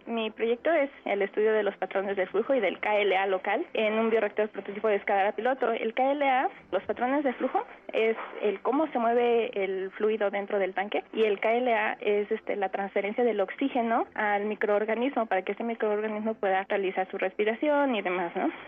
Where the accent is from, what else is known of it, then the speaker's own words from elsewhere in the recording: Tetecala, Morelos, Mexico; Nací en Tetecala, el 14 de enero de 1992.